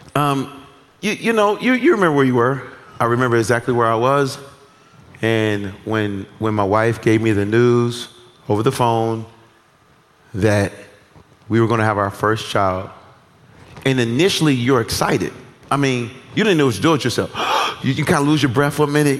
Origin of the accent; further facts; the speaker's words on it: United States; as American citizens